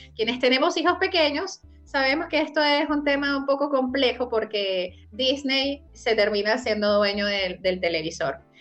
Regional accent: Venezuela; now in Chile; celebramos los venezolanos

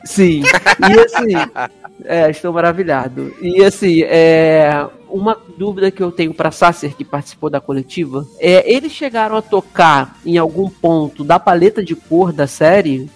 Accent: Rio de Janeiro, Brazil; accent: carioca

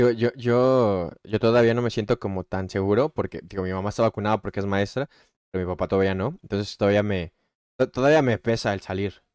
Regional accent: Mexico; soy mexicano

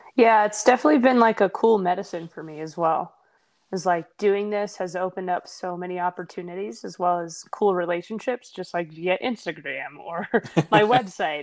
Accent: Tennessee, United States; moved away; I'm from Tennessee originally

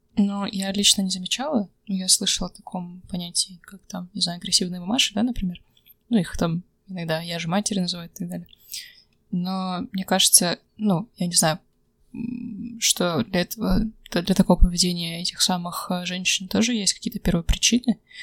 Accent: Kazakhstan; Недаром я из Казахстана

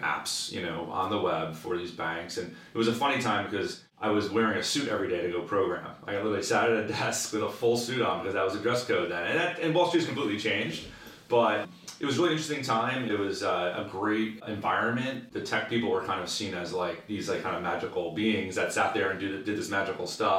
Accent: New Jersey, United States; also born or lived in London / West Coast; born and raised in New Jersey, right outside of Manhattan. And still live there today

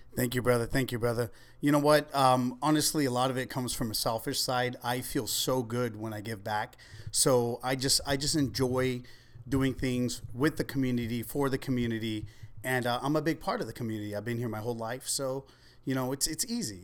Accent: Ventura, California, United States; also born or lived in Oxnard; I grew up in East Ventura.

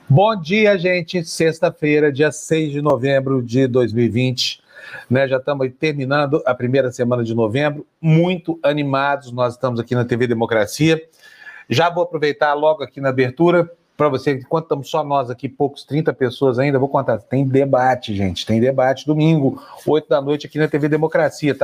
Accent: Uberlândia, Minas Gerais, Brazil; lá da minha cidade, Uberlândia

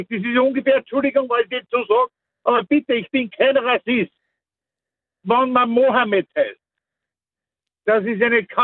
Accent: Mostviertel, Lower Austria, Austria; ich komme aus einer Gegend aus dem Mostviertel, wo das ja Standard ist, solche Namen

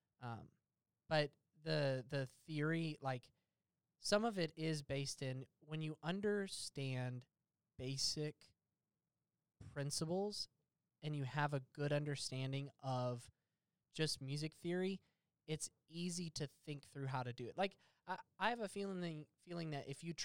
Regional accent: the South, United States; it's hard being a Southerner

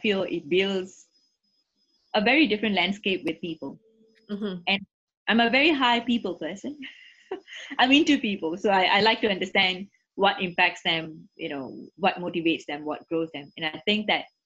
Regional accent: Singapore; first language English; I'm born and bred in Singapore, you can see that, you know, my first language is English

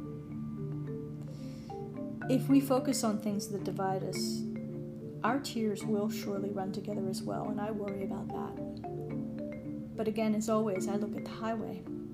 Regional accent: Pittsburgh, Pennsylvania, United States; I grew up in suburban Pittsburgh

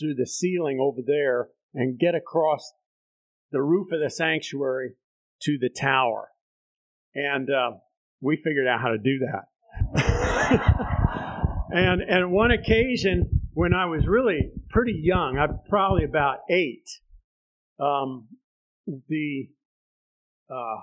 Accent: Bethlehem, Pennsylvania, United States; grew up in the Methodist Church, United Methodist Church in Southside Bethlehem

